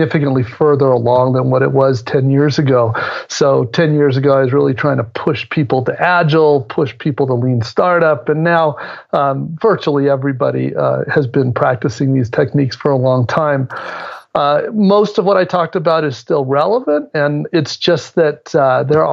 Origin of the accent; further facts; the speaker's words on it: San Francisco, California, United States; I'm from the Bay Area, San Francisco area.